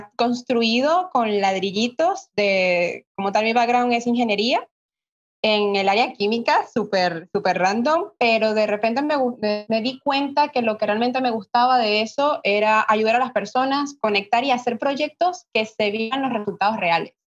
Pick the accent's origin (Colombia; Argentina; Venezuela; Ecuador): Venezuela; soy de Venezuela